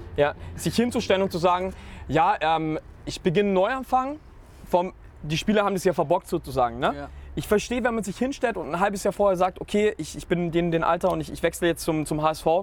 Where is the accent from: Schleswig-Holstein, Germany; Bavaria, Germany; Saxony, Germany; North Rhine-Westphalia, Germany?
Bavaria, Germany; Nuremberg; ich komme direkt aus Nürnberg, wenn ich jetzt mal vergleiche, wo ich in der Schule war